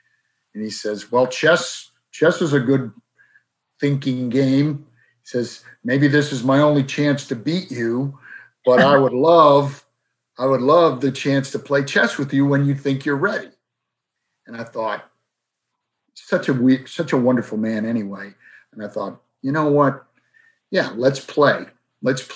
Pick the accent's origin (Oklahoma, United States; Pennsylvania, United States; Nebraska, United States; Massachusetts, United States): Massachusetts, United States; Boston; a man who I grew up with in South Boston